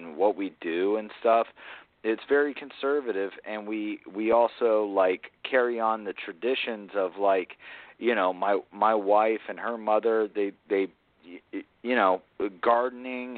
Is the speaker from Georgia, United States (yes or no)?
yes; Atlanta, Georgia, United States; also born or lived in South Carolina (near Charleston); I grew up in Atlanta